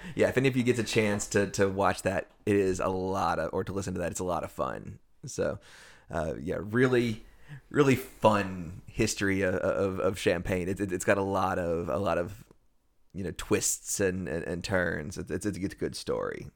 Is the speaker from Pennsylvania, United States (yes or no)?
yes; Erie, Pennsylvania, United States; I'm from Erie, PA